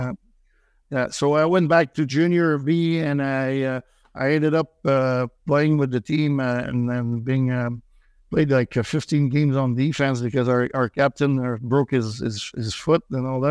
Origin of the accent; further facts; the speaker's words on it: Joliette, Quebec, Canada; English is a second language; also born or lived in Saint-Thomas, Quebec; now in Montreal, Canada; I was born and raised in, uh, Joliet, uh, which is a small town, uh, northeast of Montreal